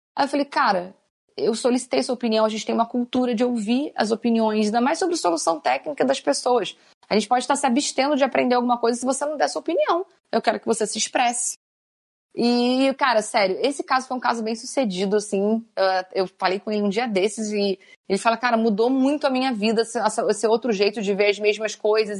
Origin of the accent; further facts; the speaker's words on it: Rio de Janeiro, Brazil; now in São Paulo, Brazil; eu sou carioca